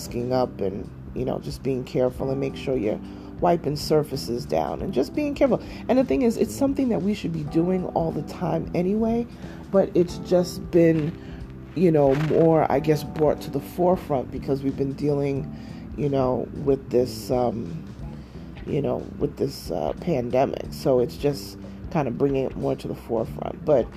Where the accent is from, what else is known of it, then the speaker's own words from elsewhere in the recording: New York, United States; moved away; my hometown in New York